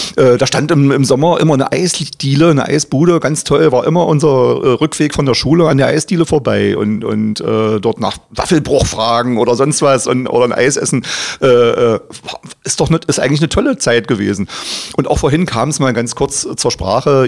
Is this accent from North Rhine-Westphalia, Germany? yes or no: no; Magdeburg, Saxony-Anhalt, Germany; Ich bin aufgewachsen am Hassel